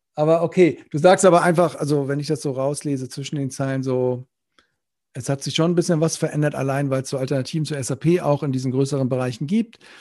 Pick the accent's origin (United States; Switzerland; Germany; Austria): Germany; Northern Germany; now in Rhineland, Germany; ich bin ja Norddeutscher im Rheinland hier